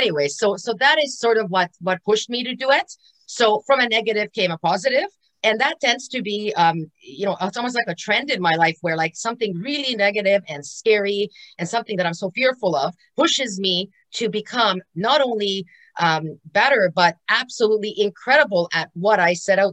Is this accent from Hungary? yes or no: yes; Hungary; now in Canada; I am actually from Hungary, and I came to Canada 34 years ago